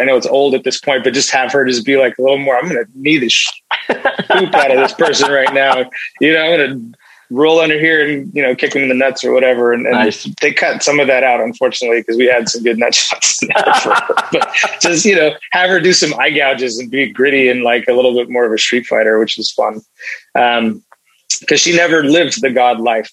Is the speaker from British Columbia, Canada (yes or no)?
yes; British Columbia, Canada; also born or lived in United Kingdom / Nigeria / South Africa; We immigrated to Canada and I grew up in Canada.